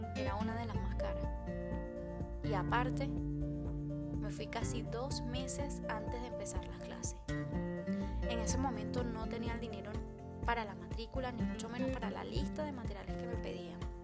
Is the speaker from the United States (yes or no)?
no; Venezuela; moved away as an adult; also born or lived in Madrid, Spain; now in Spain; En mi país, Venezuela, para los que no saben de dónde vengo, realicé mi primer curso de maquillaje